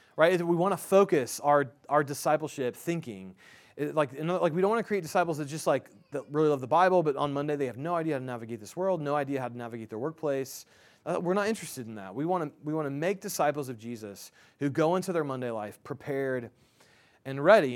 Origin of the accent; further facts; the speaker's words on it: Indianapolis, Indiana, United States; I'm from Indianapolis